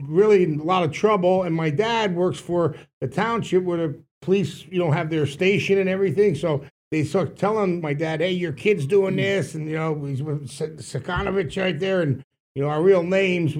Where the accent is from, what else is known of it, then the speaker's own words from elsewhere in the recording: Whitehall, Pennsylvania, United States; We grew up in Whitehall, PA, and you know, we played Little League together.